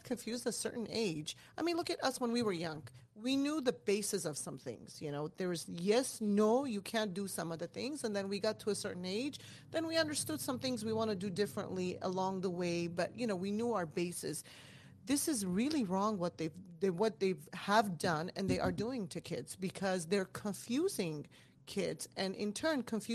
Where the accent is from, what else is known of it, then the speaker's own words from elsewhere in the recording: Iran; moved away; I was born in Iran